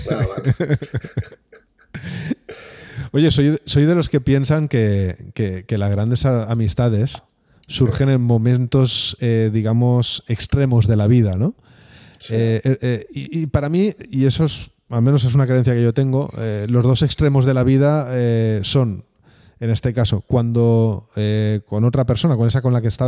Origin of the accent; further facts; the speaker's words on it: Spain; La mía es Australia. Pero porque como todo español quiere viajar a sus antípodas, pues ahí está las ah, Es el único país, el más lejos al que puedes ir, ¿no?